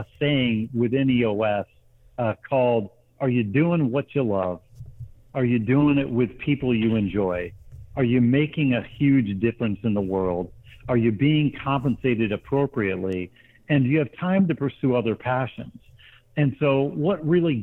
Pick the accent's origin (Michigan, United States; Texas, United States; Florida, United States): Michigan, United States; Grand Rapids; also born or lived in Middle East / South Asia / Lake Martin, Alabama; now in Atlanta, United States; I grew up in Grand Rapids, Michigan, in an entrepreneurial family